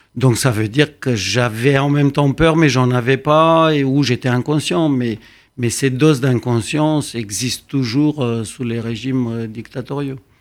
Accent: Romania; moved away as an adult; also born or lived in Bucharest; now in Paris, France; la Roumanie, ou ce que je connaissais

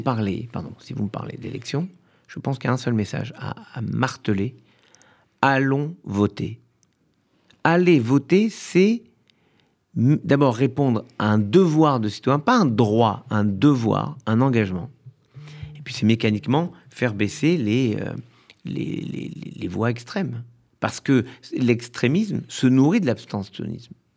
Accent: France; L'immeuble dans lequel j'ai grandi à Orléville

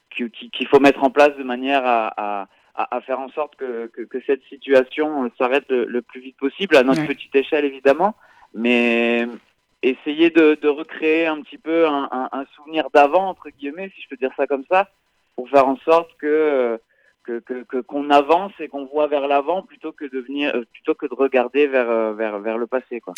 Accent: south of France, France; moved away as an adult; also born or lived in London / Netherlands / Denmark; now in Paris, France; je suis originaire du, sud de la France, donc j'ai fait mes, mes, études de cuisine dans le sud de la France

